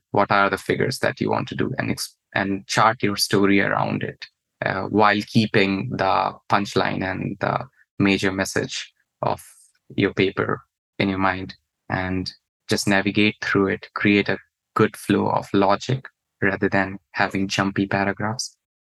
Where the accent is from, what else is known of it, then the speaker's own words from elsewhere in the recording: India; moved away as an adult; now in United States; my home country back in India